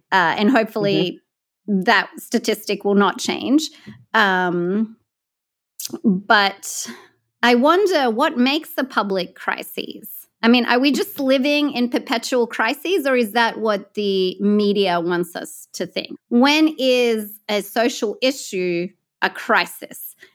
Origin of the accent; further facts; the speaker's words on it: California, United States; my home state of California